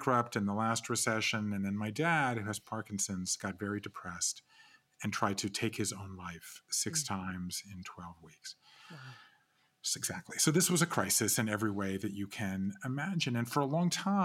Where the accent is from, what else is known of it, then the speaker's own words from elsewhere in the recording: Georgia, United States; moved away as an adult; also born or lived in Japan; I grew up in Georgia and I left there